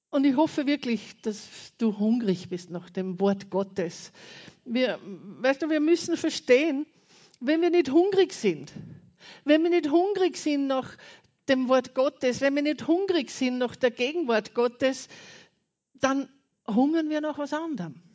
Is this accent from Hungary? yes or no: no; Austria; Und ich war kaum eine Woche drüben und habe gewusst, und es bewegt mich auch sehr, meine Heimat ist Österreich.